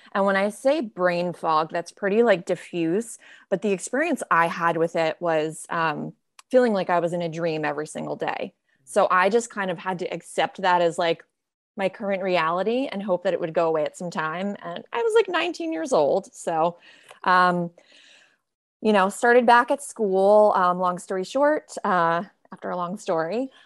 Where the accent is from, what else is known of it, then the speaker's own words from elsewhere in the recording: Greenwich, Connecticut, United States; also born or lived in Rhode Island; I grew up in Greenwich, Connecticut